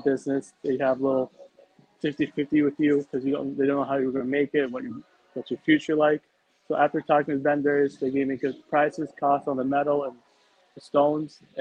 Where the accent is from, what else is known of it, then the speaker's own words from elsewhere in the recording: New York City, New York, United States; now in New Jersey, United States; I was born and raised in New York, then I moved to New Jersey, and then that's where I live currently